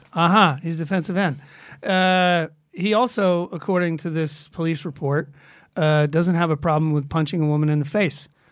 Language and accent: English; Georgia, United States; moved away; I'm from Georgia